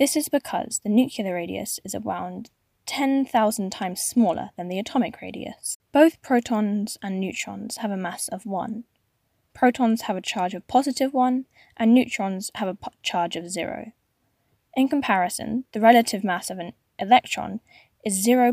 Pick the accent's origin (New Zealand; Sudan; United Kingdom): United Kingdom; Manchester, North West England; from Manchester, my hometown.